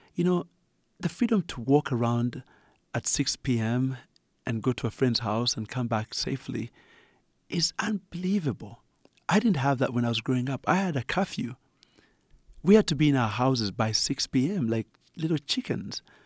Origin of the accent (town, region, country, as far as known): Uganda; accent: Ugandan; moved away